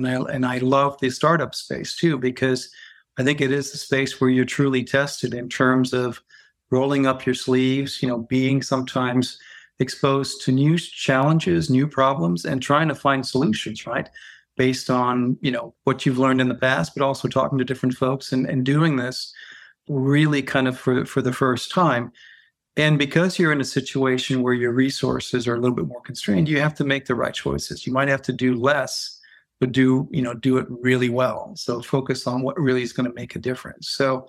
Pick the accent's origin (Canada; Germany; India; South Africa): Germany; So I'm half half American, half French. And I grew up in Germany.